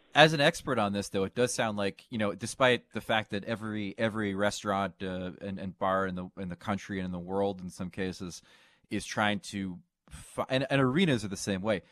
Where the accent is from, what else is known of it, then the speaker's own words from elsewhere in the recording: New Jersey, United States; We used to have all this uh, dynasty memorabilia in our basement growing up in New Jersey.